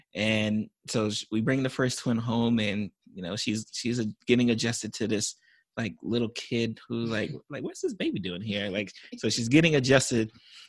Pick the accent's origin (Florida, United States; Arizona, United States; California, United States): Florida, United States; I think we definitely have the benefit because I'm from South Florida.